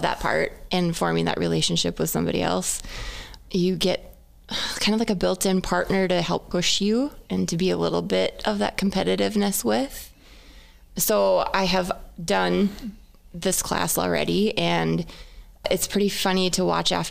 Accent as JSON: {"language": "English", "town": "Wahpeton", "region": "North Dakota", "country": "United States", "tie": "born or raised there", "also_born_or_lived": "Fargo, North Dakota", "accent": "Minnesotan", "said": "I grew up in Wahpeton."}